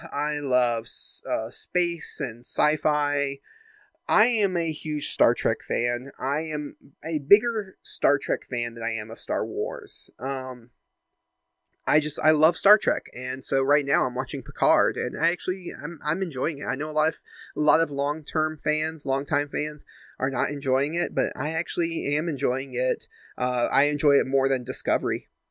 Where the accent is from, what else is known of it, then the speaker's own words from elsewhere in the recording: United States; I grew up in the United States